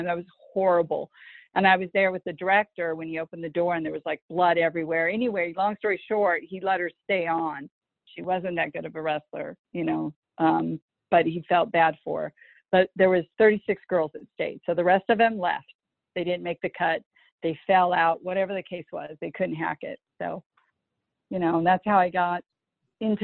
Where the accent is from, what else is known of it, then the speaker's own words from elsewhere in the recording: La Crescenta, California, United States; I'm a native of California, so I was born and raised in La Crescenta, California